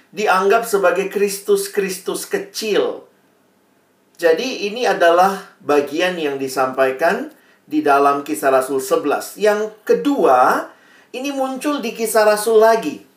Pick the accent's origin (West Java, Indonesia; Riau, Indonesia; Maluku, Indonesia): Maluku, Indonesia; Ambon; Saya uh, kalau dari marga saya, saya ini orang Ambon. Papa saya Ambon, mama saya Manado Tionghoa.